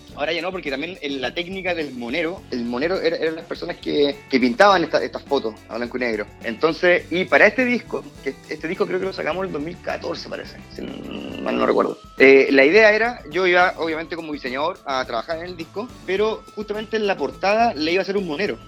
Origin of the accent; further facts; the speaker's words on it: Santiago, Santiago Metropolitan Region, Chile; Soy de acá de Santiago